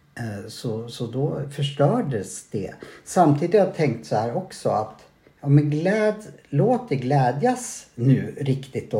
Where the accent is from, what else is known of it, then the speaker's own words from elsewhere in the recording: Sweden; jag är svensk